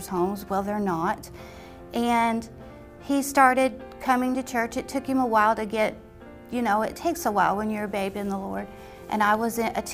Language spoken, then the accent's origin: English; Dayton, Ohio, United States; now in Knoxville, United States; I'm from Ohio